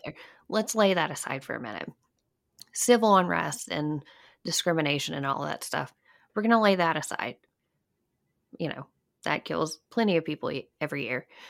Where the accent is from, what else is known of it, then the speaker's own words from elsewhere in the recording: Alabama, United States; also born or lived in Virginia; now in North Carolina, United States; I grew up in Alabama, and I moved to North, I actually moved to Virginia and now live in North Carolina.